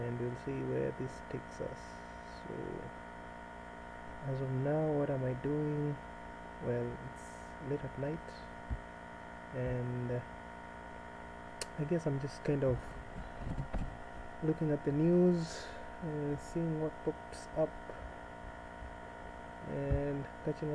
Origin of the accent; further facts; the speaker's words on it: Nairobi, Kenya; I was born and raised in Nairobi. It's actually the capital.